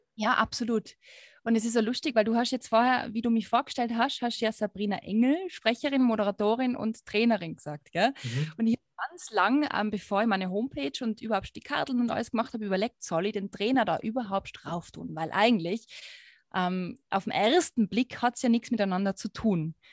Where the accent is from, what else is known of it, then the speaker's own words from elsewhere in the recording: Tyrol, Austria; accent: Tyrolean dialect; Tiroler mit unserem schönen Dialekt.